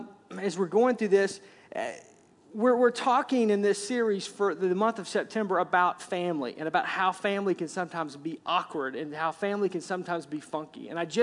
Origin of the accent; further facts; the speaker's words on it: Arkansas, United States; For me, again, I grew up in Arkansas, thus the accent, which I'm told when I go back south that I don't have an accent anymore.